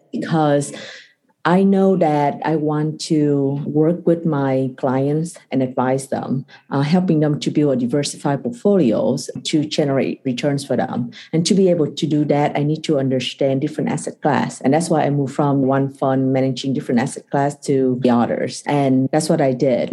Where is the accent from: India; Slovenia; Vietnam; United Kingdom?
Vietnam; moved away as an adult; also born or lived in Kentucky / Singapore; I was born and raised in Vietnam.